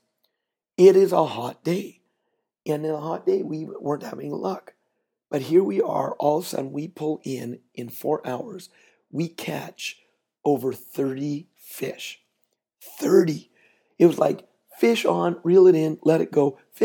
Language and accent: English; Canada; I'm Canadian